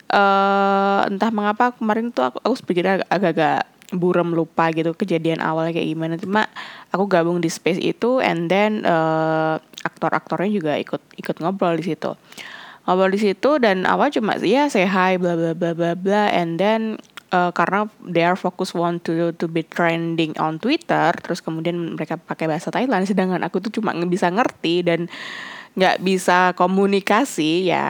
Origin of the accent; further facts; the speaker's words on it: Indonesia; aku bilang I'm Indonesian but I just understand in Thai but I don't know how to actually uh, speaking in Thai correct way gitu karena ngerasa kayak logat aku cara aku ngomong masih not Thai enou